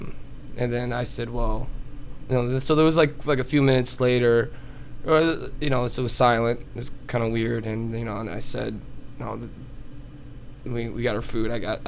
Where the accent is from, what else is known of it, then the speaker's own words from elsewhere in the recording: New York, United States; So, I'm originally from New York, mm-hmm.